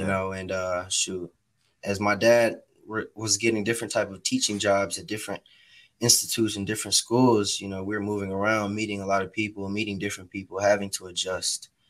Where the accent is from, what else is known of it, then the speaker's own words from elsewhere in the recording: Atlanta, Georgia, United States; I grew up in Atlanta. I grew up on the southwest side of Atlanta, Georgia, off of Campbellton mm-hmm. Road